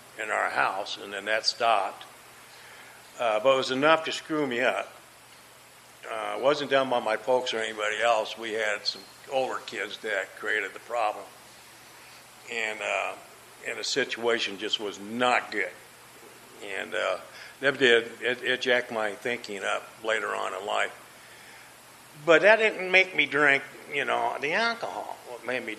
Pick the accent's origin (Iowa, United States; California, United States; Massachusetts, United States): Iowa, United States; Des Moines; moved away; I grew up in Des Moines, Iowa. That's where I was raised, and that's where I grew up